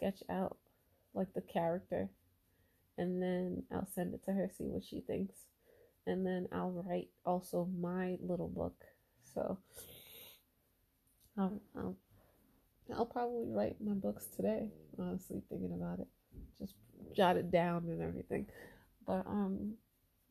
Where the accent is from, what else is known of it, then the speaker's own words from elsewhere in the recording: United States; American born, but with parents from Haiti, Haitian background